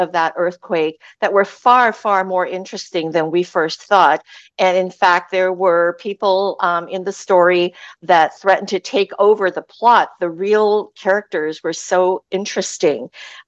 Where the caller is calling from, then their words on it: Sunshine Coast, British Columbia, Canada; I'm calling in from the beautiful Sunshine Coast of British Columbia, Canada